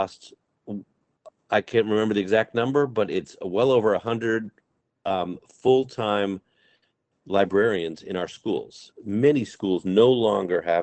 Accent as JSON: {"language": "English", "town": "Amherst", "region": "Massachusetts", "country": "United States", "tie": "born or raised there", "said": "my own public school growing up in Amherst, is that at the very heart of the school, Wildwood School, where I went to and where my kids went"}